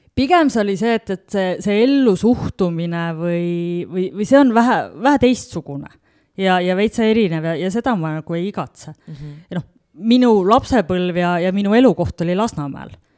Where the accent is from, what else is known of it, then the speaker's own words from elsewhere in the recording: Tallinn, Harju County, Estonia; moved away as an adult; also born or lived in Tartu / Finland; now in Otepää, Estonia; sündisin Tallinnas ehk siis tegelikult läbi ja lõhki pealinna tüdruk ja koolis käinud Tallinnas